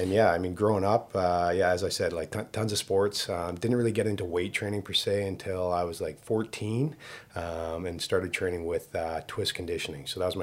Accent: Vancouver, British Columbia, Canada; I grew up born and raised in Vancouver, BC. I grew up in Dunbar.

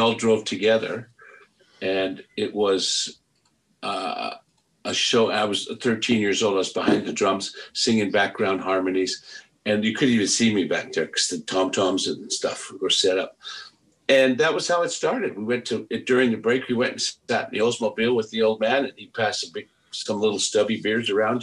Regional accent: Penticton, British Columbia, Canada; also born or lived in Victoria, British Columbia; now in Vancouver, Canada; I was born in Victoria, but raised in Penticton after grade four, we moved

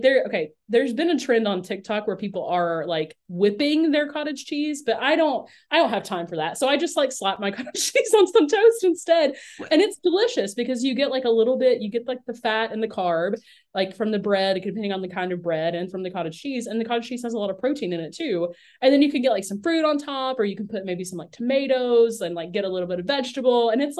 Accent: Lebanon, Virginia, United States; now in Baton Rouge, United States; In Lebanon, Virginia.

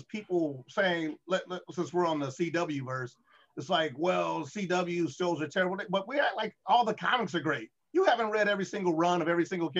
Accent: Midwest, United States; I'm actually, as a Midwesterner, I feel like it's hard to be polarized.

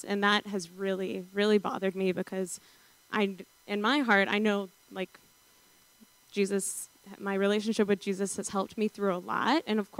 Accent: the South, United States; because I grew up in the South Pentecostal church, chasing those highs at youth group

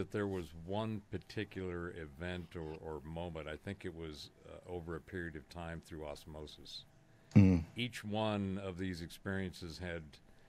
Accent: California, United States; I was born in Southern California, so I was mm-hmm. in Southern California in the 70s

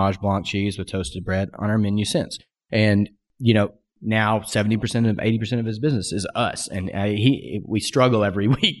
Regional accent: Pacific Northwest, United States; I said, I'm from the Pacific Northwest too.

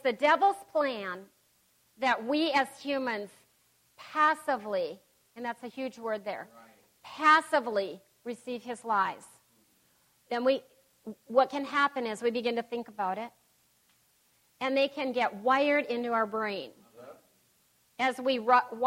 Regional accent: Pierre, South Dakota, United States; Growing up in Pierce, South Dakota

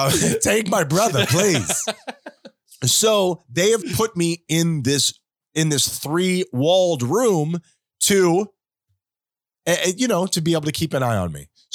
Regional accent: South Florida, United States; we grew up in South Florida. It's hot here all the time. We come from a Spanish culture.

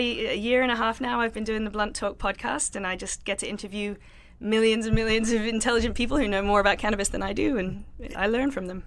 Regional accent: London, United Kingdom; moved away as an adult; I grew up in South London. Uh, I lived there with my family until I was nineteen years

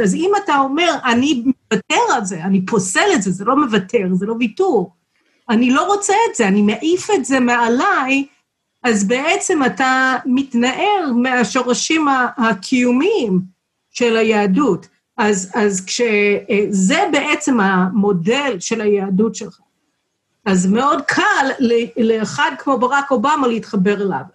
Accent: Chicago, Illinois, United States; Hebrew is a second language; also born or lived in Texas; now in Israel; נולדתי בטקסס, אבל המשפחה שלי עברה לשיקגו כשהייתי בת שנה וחצי

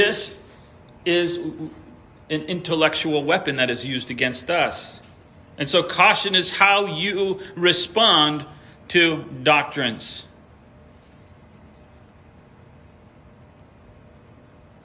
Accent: New York, United States; it was the congregation where we were when I was born in New York

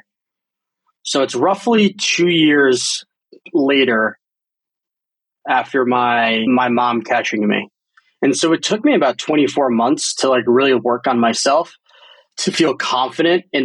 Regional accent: New Jersey, United States; born or raised there; moved away as an adult; also born or lived in San Francisco

